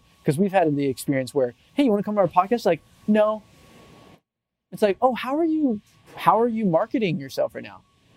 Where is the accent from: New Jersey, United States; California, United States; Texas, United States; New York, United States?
California, United States; Central Valley, Northern; I come from the Central Valley of Northern California. It's a farm town.